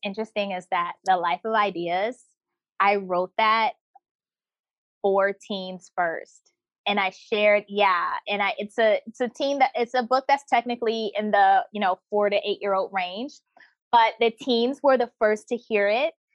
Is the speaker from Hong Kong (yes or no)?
no; United States; moved away as an adult; also born or lived in North Carolina / South Korea / India; when I was growing up in America